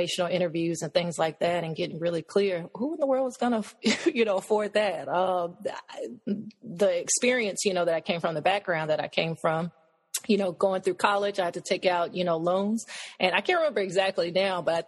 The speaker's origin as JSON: {"language": "English", "town": "Nashville", "region": "Tennessee", "country": "United States", "also_born_or_lived": "Cameroon", "moved": "as an adult", "lives_now": "Taunton, United States", "said": "I'm from Nashville, Tennessee. I currently live in Taunton, Massachusetts"}